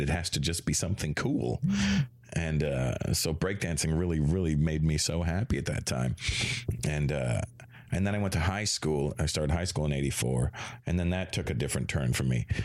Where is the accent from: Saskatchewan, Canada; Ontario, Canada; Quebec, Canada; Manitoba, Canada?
Ontario, Canada; Toronto; also born or lived in Brampton, Ontario; I was born in Toronto in 1970